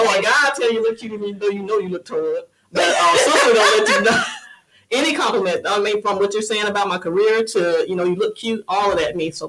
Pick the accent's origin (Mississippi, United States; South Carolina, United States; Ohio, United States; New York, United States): Mississippi, United States; Moss Point; moved away; She's still in Moss Point in my hometown.